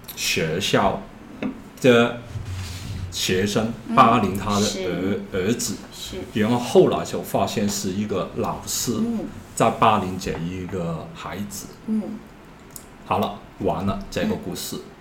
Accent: Hong Kong; Chinese is a second language; 因为我是一个香港的，

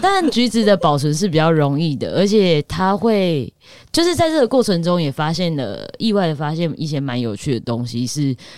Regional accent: Taichung, Taiwan; moved away; 我的老家在台中

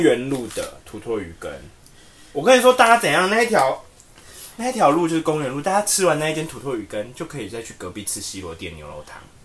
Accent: Tainan, Taiwan; 我们台南人

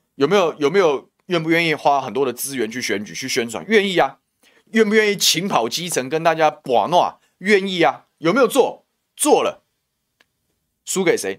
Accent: Taoyuan, Taiwan; 我桃园人

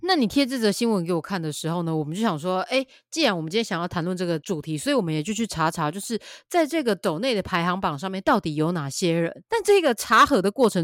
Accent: Taiwan; 我们台湾人

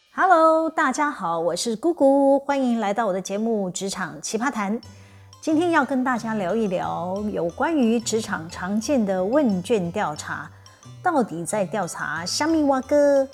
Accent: Taiwan; 像我们台湾人是不会诚实表达自己内心的想法

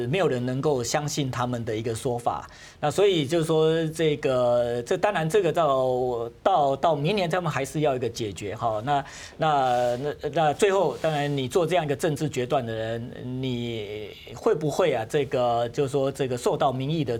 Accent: Taiwan; 我们台湾人怕

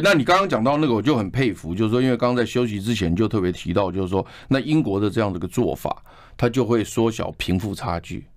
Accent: Taiwan; 我们台湾人

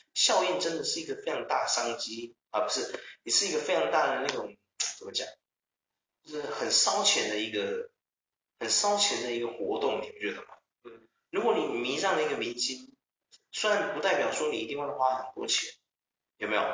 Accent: Taiwan; 我们台湾人

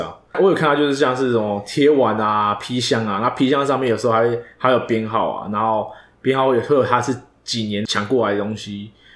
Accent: Taiwan; 身为一个台湾人

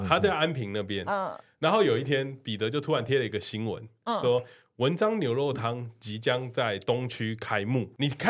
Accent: Taipei, Taiwan; 就是我们是一个台北人的群组，我们没有人在台南，

